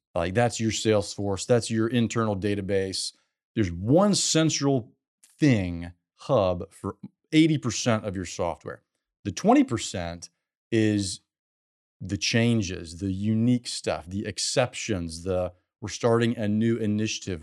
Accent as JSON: {"language": "English", "region": "South Carolina", "country": "United States", "also_born_or_lived": "California", "moved": "yes", "lives_now": "Houston, United States", "said": "I'm from South Carolina"}